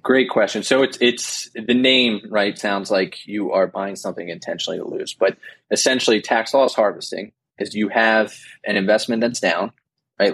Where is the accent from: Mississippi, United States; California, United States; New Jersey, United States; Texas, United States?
New Jersey, United States; I grew up in New Jersey